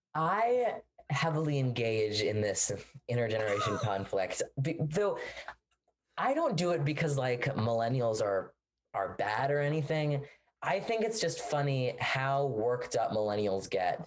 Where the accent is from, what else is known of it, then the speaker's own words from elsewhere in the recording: Washington, District of Columbia, United States; I'm from Washington, D.C.